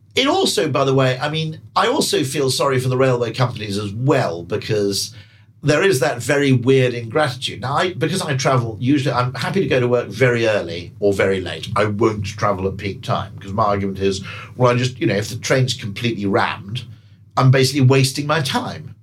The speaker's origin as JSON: {"language": "English", "country": "United Kingdom", "said": "as a Brit"}